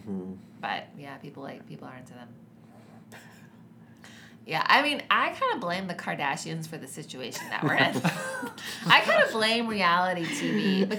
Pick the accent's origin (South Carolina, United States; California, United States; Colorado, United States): South Carolina, United States; I'm not from Mississippi, but there were like lots of pregnant people in my high school in South Carolina.